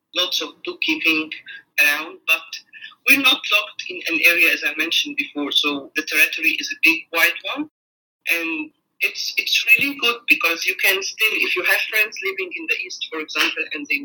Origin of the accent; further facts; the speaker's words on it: New Zealand; moved away as an adult; now in Melbourne, Australia; We have moved to Melbourne 2 years ago. We come from New Zealand. My husband and I own two businesses in New Zealand, one of which was a franchise